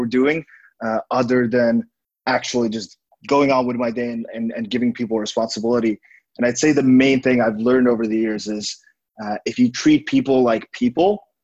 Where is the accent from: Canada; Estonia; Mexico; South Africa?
Estonia; now in Vietnam; I'm originally from Estonia, currently living in Vietnam